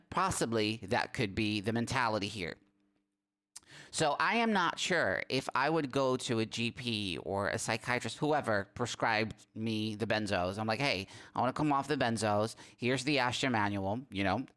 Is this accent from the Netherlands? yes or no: yes; Netherlands; English is a second language; my country, the Netherlands